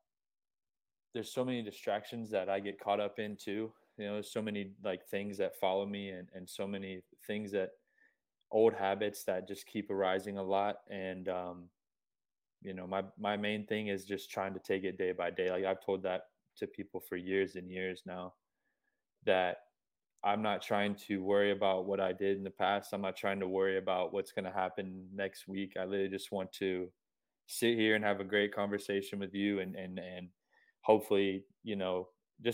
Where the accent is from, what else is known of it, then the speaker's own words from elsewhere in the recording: Gainesville, Florida, United States; I grew up in Gainesville